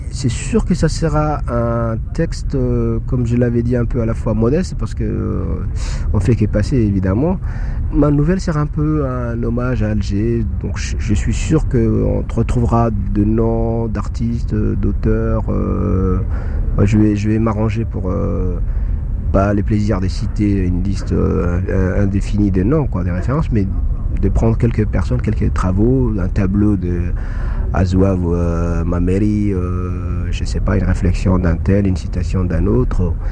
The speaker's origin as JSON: {"language": "French", "country": "Djibouti", "said": "moi, je viens d'un pays d'Afrique de, de, l'Est de l'Afrique, Djibouti."}